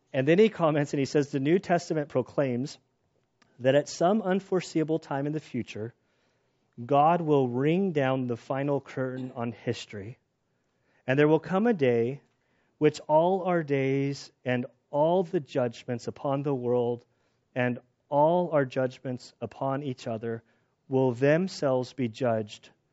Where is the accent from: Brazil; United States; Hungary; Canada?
United States; we as American Christians